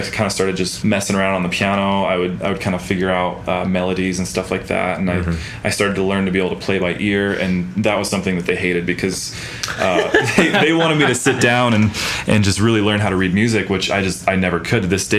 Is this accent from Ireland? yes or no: no; Alaska, United States; moved away as an adult; now in Utah, United States; Growing up in Alaska, I lived out in the middle of nowhere, pretty much out in the woods.